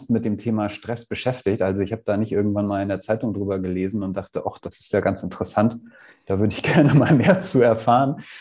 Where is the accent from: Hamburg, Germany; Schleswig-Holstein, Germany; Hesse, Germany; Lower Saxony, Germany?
Hamburg, Germany; now in Kühlungsborn, Germany; ich bin Hamburger Jung, also in Hamburg geboren und aufgewachsen.